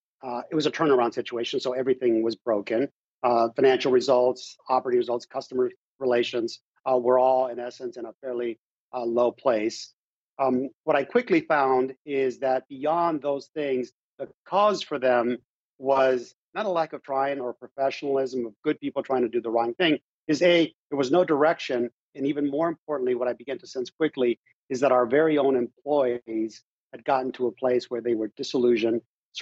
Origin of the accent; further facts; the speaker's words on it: Mexico; born there; I was born in Mexico. I never knew my father.